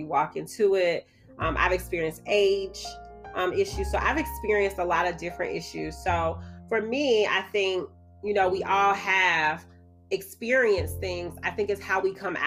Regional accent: Birmingham, Alabama, United States; I'm from Birmingham, Alabama.

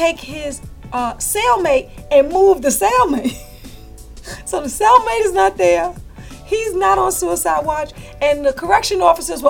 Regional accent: New York City, New York, United States; I'm from East New York

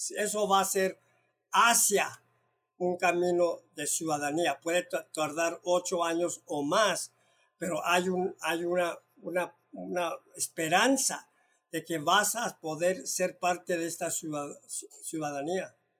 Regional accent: Mexico; now in United States; como mexicano que tengo la doble nacionalidad

